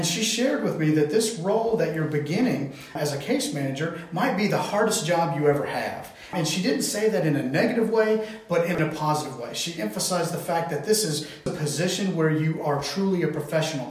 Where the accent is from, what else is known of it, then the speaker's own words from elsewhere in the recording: Tennessee, United States; we are from Tennessee.